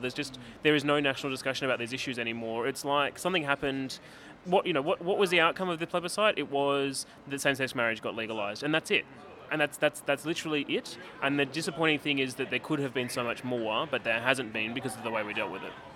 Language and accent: English; Canberra, Australian Capital Territory, Australia; I'm from Canberra